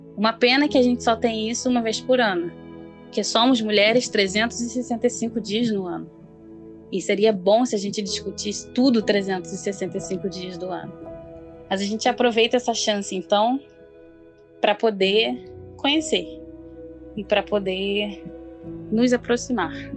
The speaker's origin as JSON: {"language": "Portuguese", "region": "Rio de Janeiro", "country": "Brazil", "said": "eu tenho 26 anos, sou carioca"}